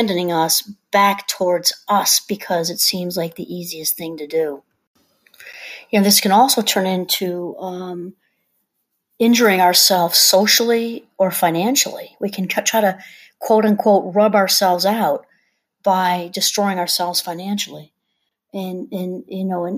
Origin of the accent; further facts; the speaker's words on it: New York, United States; I'm from New York